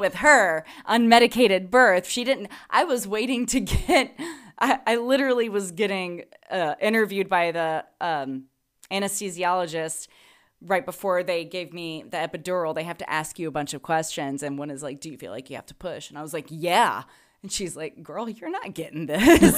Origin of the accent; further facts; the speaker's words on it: the South, United States; moved away; I'm from the South